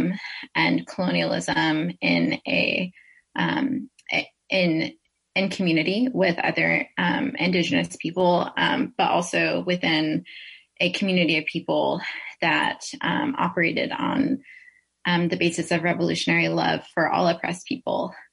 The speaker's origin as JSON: {"language": "English", "town": "Seattle", "region": "Washington", "country": "United States", "tie": "born or raised there", "moved": "as an adult", "lives_now": "East Coast, United States", "said": "I grew up in the Pacific Northwest. I grew up in Seattle"}